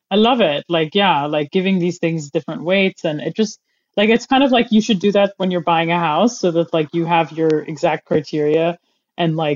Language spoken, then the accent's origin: English; Dubai, United Arab Emirates; I, I am an American, but I grew up in Dubai.